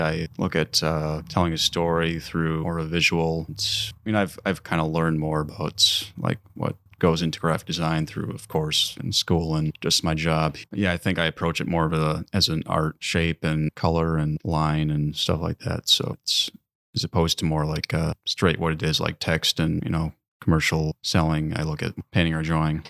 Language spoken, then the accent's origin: English; Mequon, Wisconsin, United States; moved away as an adult; now in Door County, Wisconsin, United States; grew up in Mequon, Wisconsin. It's, uh, down in southern Wisconsin, southeast. near Milwaukee